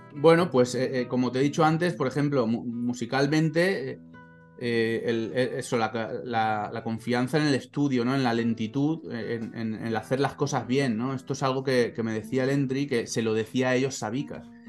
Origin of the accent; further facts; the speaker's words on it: Valencian Community, Spain; como buen valenciano